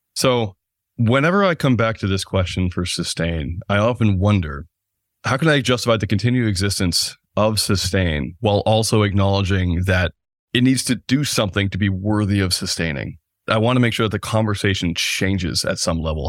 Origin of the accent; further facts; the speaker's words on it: United States; accent: American; the U S, which is where I'm obviously coming from. That's where my accent is from, my passport